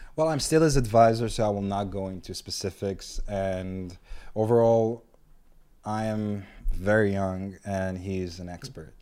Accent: Ashkelon, Southern District, Israel; I'm from Ashkelon personally.

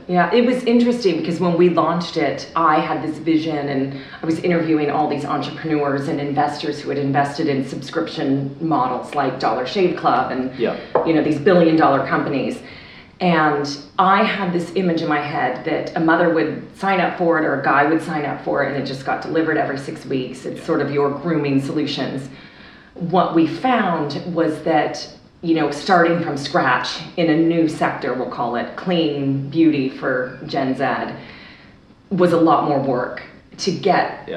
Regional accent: California, United States; I grew up in California in the 70s and 80s

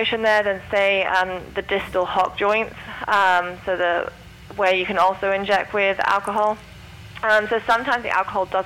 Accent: St Albans, East of England, United Kingdom; moved away; I'm from England also, near

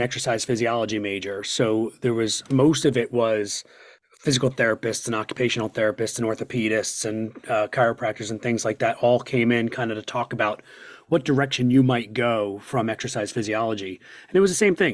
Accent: Doylestown, Pennsylvania, United States; born or raised there

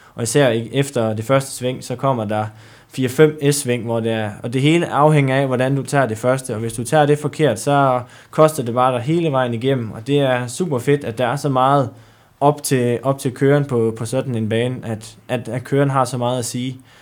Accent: Djursland, Central Denmark Region, Denmark; Jeg kommer oprindeligt fra, fra Djursland

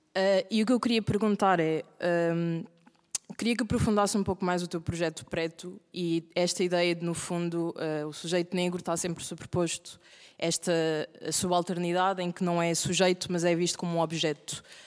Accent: Portugal; eu sou portuguesa, os meus pais são portugueses, os meus avós é que vieram de Cabo Verde e tudo aquilo que eu conheço ah, obviamente tenho ah, ligação a Cabo Verde e vou tendo cada vez mais, mas aquilo que eu conheço não ah, é a Europa, no fundo, é Portugal

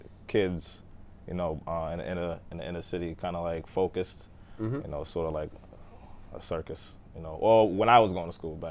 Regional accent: Boston, Massachusetts, United States; I grew up in Dorchester. I'm from Dorchester.

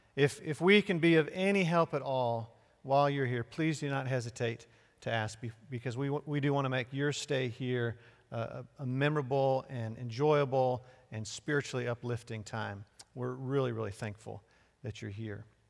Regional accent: Chester, Pennsylvania, United States; Born and raised in Chester, Pennsylvania

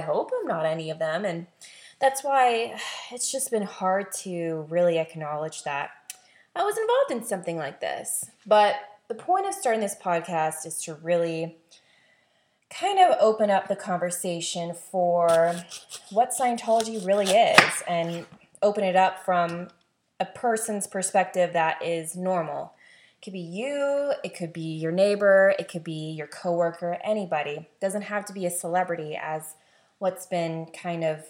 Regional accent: the South, United States; I was born and raised in the South. I loved growing up in the South

